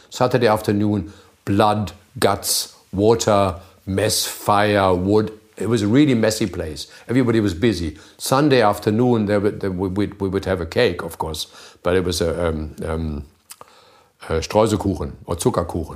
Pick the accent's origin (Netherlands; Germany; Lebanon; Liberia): Germany; childhood was in a little town which is almost a country